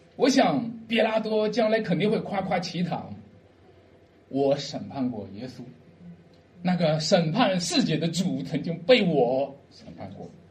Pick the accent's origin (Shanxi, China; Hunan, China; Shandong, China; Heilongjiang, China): Shanxi, China; a village about ten li from Dujiazhuang, Jiaocheng County; 他们离我们村就有十里路